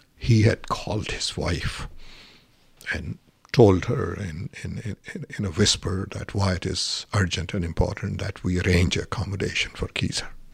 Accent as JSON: {"language": "English", "country": "Pakistan", "second_language": "English", "moved": "as an adult", "lives_now": "United States"}